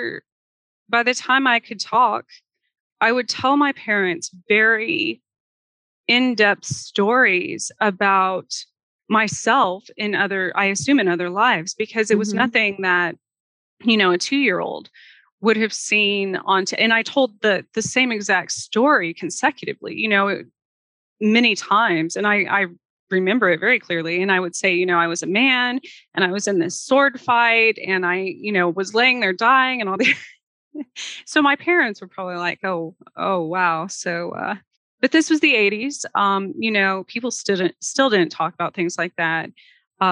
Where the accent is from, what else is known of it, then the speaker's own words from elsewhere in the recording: Gila wilderness, southwestern New Mexico, United States; also born or lived in Roswell, New Mexico; now in Kansas, United States; I was born outside of Roswell, but then we moved to the southwestern corner. I was in the middle of the Gila wilderness for most of the younger part of my childhood.